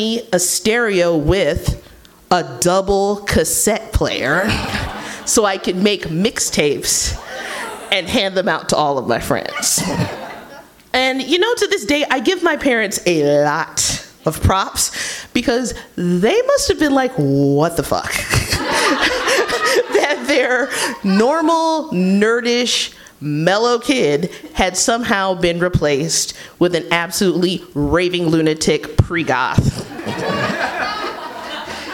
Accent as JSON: {"language": "English", "town": "Kansas City", "region": "Missouri", "country": "United States", "tie": "born or raised there", "said": "I'm a high school freshman in my hometown of Kansas City, Missouri."}